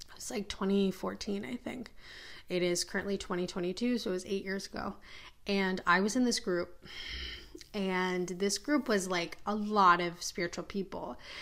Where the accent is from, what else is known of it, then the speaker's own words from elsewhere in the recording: Minneapolis, Minnesota, United States; I am from Minneapolis